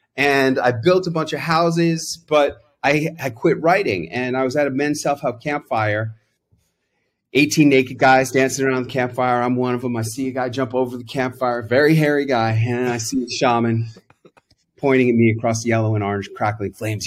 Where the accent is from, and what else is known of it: New York City, New York, United States; born or raised there